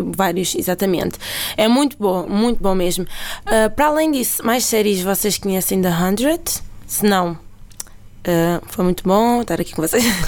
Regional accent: Fazendas de Almeirim, Santarém District, Portugal; moved away as an adult; now in Lisbon, Portugal; As fazendas é uma terrinha em Santarém, o que é muito boa. Para quem gosta de sopa da pedra, é lá a minha terra.

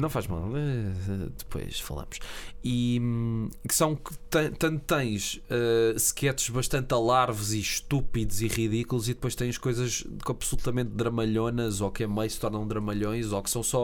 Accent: Portugal; eu sinto-me como português

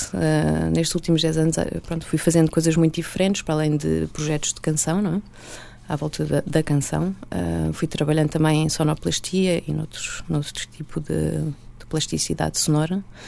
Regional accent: Portugal; accent: European Portuguese; first language Portuguese; a minha língua mãe, que é o português de Portugal

